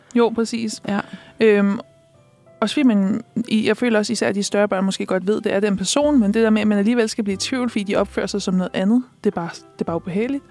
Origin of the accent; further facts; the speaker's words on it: Næstved, Zealand, Denmark; now in Copenhagen, Denmark; det afslører min dialekt måske, men jeg er jo ikke fra København. jeg er jo fra Næstved